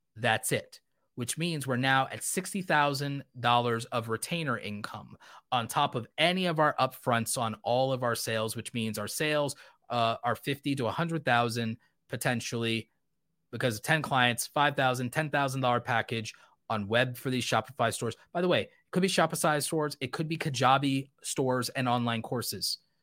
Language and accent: English; United States; I was born in America